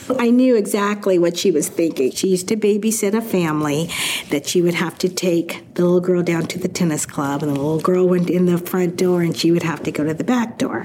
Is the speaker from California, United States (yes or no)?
no; Seattle, Washington, United States; I was born in Seattle, Washington